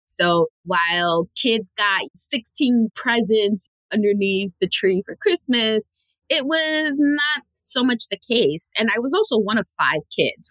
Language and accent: English; New York City, New York, United States; I am born and raised in New York City and actually raised in the poorest borough in New York City, which is the Bronx